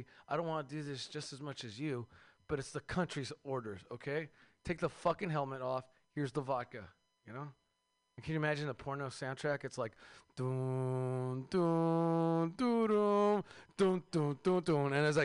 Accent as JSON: {"language": "English", "town": "Seattle", "region": "Washington", "country": "United States", "said": "I'm from Seattle"}